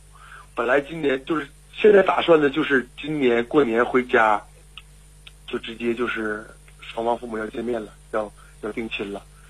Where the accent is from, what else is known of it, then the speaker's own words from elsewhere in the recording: Liaoning, China; 啊、我是辽宁人。